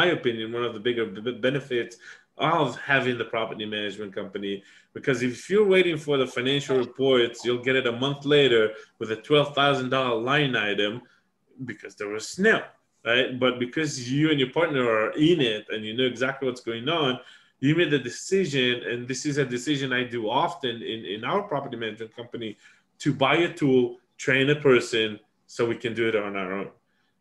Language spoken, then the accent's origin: English; Texas, United States; we're from Texas